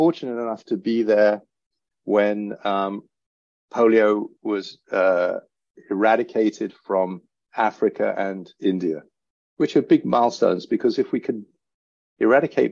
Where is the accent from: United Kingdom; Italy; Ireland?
United Kingdom; England; accent: English; now in United States; in the States, which is where I'm based, despite my English accent